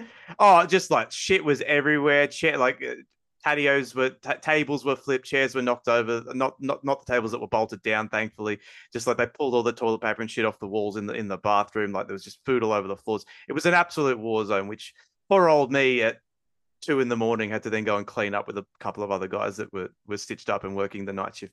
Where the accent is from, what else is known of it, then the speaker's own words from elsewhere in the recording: Bankstown, New South Wales, Australia; I'm obviously born and raised in Bankstown.